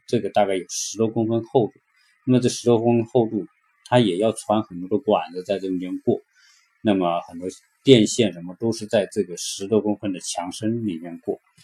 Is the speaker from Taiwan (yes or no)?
no; China; now in California, United States; 就是我们中国人说的别墅